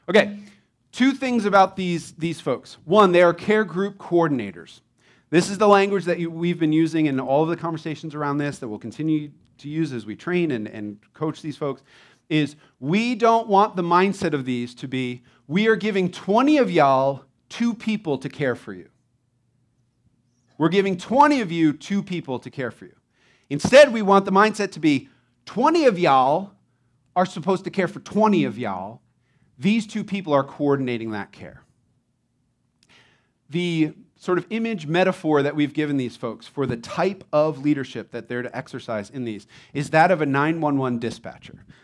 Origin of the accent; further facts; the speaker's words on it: Florida, United States; Growing up in Florida in eternal summer, I just really value the seasons that New Jersey offers.